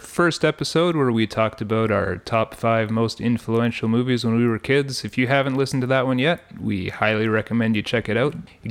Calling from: Ottawa, Ontario, Canada; I am …, broadcasting from Ottawa, Ontario

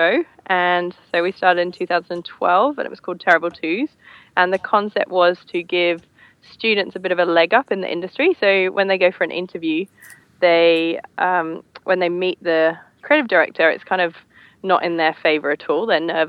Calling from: Tasmania, Australia; I am sitting in my hammock in my new house in Tasmania overlooking the ocean.

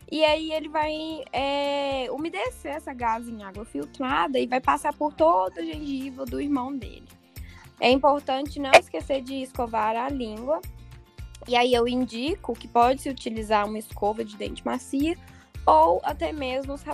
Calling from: Vazante, Minas Gerais, Brazil

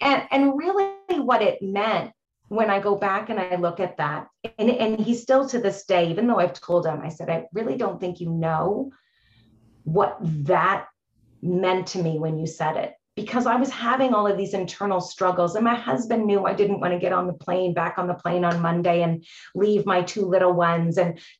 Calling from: Canada; I'm joining you from Canada, so another province

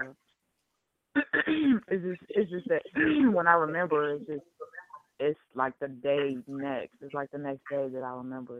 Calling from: Tennessee, United States; I'm calling from Tennessee.

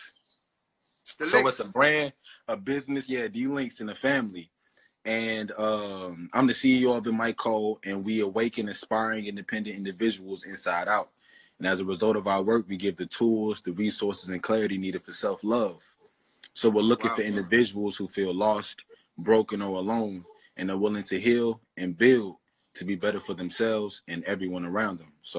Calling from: St. Louis, Missouri, United States; And I'm tuning in from St. Louis, G.

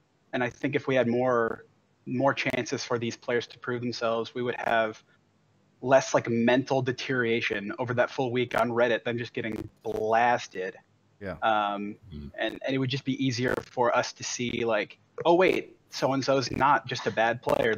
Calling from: Greenville, North Carolina, United States; I'm calling from Greenville, North Carolina.

